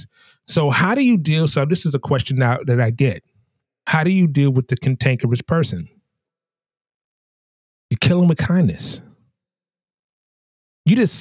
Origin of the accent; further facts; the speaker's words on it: New York, United States; also born or lived in the South (US); now in the South, United States; as a New Yorker, those of my brethren and sisterin from New York